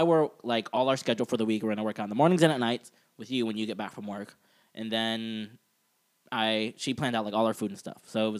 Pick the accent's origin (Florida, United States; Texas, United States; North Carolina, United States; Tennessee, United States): Florida, United States; I grew up in Florida